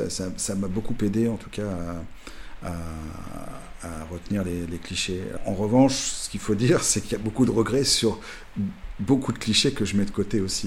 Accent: Cognac, Nouvelle-Aquitaine, France; cognac, ma ville natale

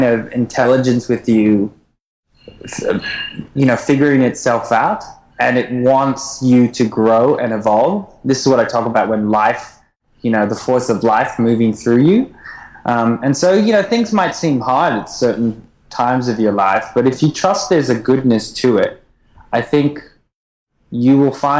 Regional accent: Port Douglas, Queensland, Australia; also born or lived in Japan / United States; now in Melbourne, Australia; I actually grew up in a little town called Port Douglas, which is way up north near Cairns. So basically, if you want to come to the Great Barrier Reef, you come through my hometown

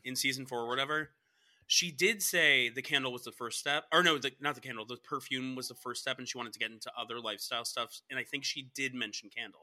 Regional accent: Cobb County, Georgia, United States; I'm from Cobb County

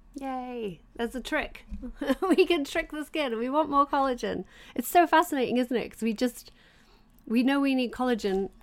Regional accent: England, United Kingdom; I grew up in England

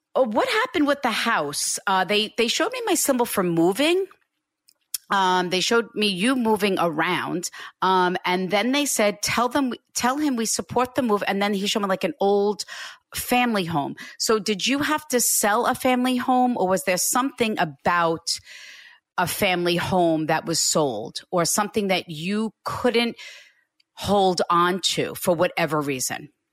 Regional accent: Hicksville, New York, United States; I live right next door to where I grew up.

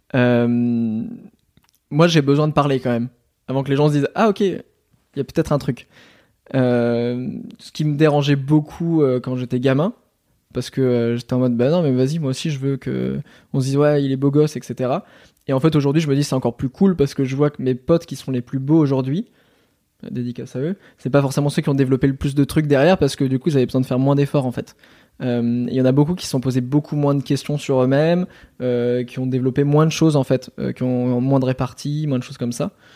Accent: Normandy, France; je suis normand

